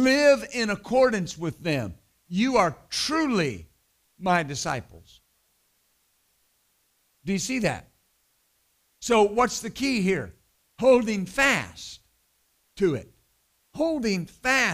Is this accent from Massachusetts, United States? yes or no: no; West Texas, United States; I was raised in West Texas